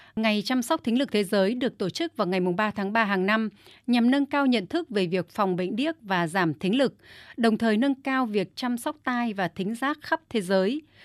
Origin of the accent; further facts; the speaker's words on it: Thai Nguyen, Vietnam; Tôi đến từ Thái Nguyên